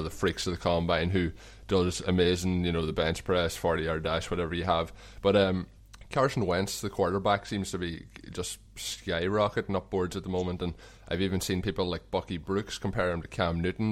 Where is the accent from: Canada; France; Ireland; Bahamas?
Ireland; accent: Irish; my Irish accent